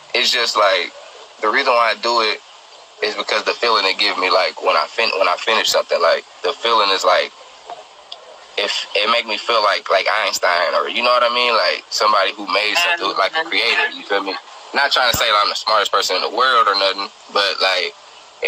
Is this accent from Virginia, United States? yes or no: no; Oakland, California, United States; I'm from East Oakland. I'm from deep East Oakland, though